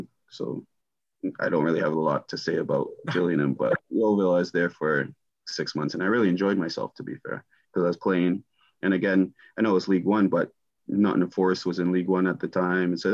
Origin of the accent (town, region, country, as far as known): Toronto, Ontario, Canada; born or raised there; moved away as an adult; also born or lived in Germany / Ipswich, England